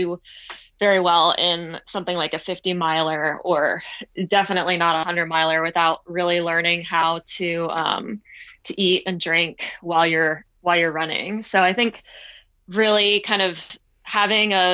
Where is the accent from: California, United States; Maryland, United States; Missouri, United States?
Maryland, United States; near the start of the JFK 50 Mile; I grew up about like a mile from the starting line of the race